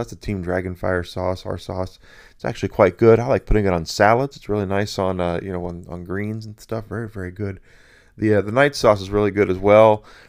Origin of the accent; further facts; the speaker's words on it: Southern United States, United States; I grew up in the South. One of the places I grew up was in the South. I grew up all over the place, quite frankly, but I really like the South.